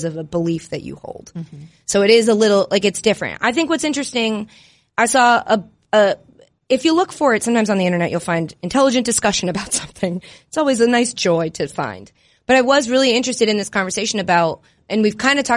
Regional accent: Northeast, United States; I'm from the Northeast

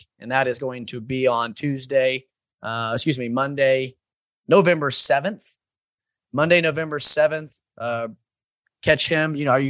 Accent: Indianapolis, Indiana, United States; all in my hometown in Indianapolis.

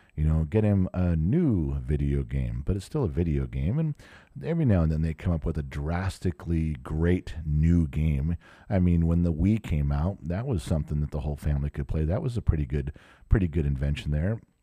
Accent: Southern California, United States; I grew up in Southern California

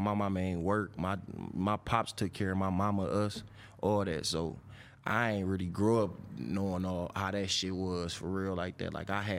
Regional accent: Detroit, Michigan, United States; Up on the west side. I'm from Linwood and Montgomery.

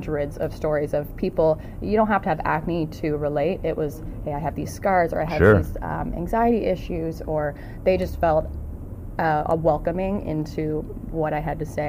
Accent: Prince Edward Island, Canada; moved away as an adult; also born or lived in Toronto; now in Hamilton, Canada; I'm from Prince Edward Island, which is a small island on the east coast of Canada. I moved to Toronto when I was 19 to chase a dream

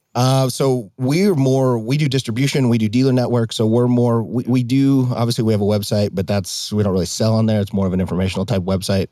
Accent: Hamilton, Montana, United States; moved away as an adult; now in Arizona, United States; growing up in Montana, I grew up in the Bitterroot in the Darby, Hamilton area.

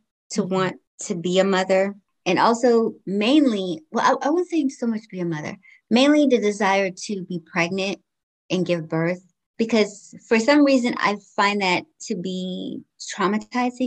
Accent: United States; also born or lived in Georgetown, Guyana; I came to the States when I was 5 years old. So I've been here for quite some time now. I grew up here

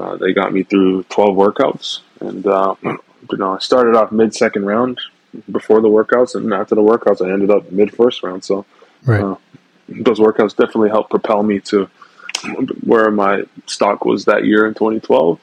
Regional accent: Mississauga, Ontario, Canada; moved away as an adult; also born or lived in Toronto; growing up in Mississauga was fun.

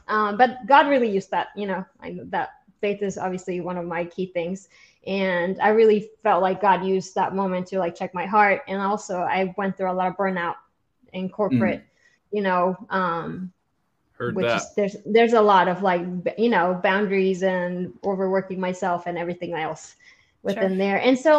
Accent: Honduras; now in Georgia, United States; And I'm originally from Honduras, but I've been in Georgia for like half my life.

